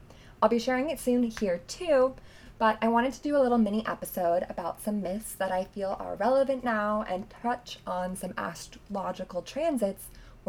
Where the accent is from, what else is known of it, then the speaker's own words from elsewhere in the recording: Long Beach, California, United States; besides being founded here in my hometown of Long Beach